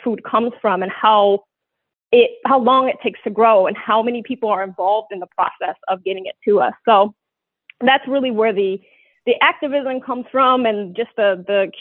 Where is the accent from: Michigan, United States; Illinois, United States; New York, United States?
Michigan, United States; Detroit; moved away; I'm originally from Detroit. I moved back to Detroit for 2 years